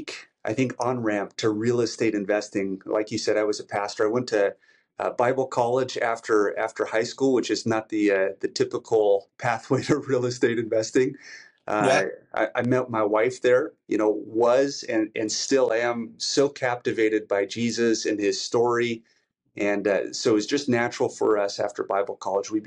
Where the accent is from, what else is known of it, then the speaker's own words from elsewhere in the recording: Great Falls, Montana, United States; moved away as an adult; also born or lived in Los Angeles / Boston; we decided to move back to my hometown of Great Falls, Montana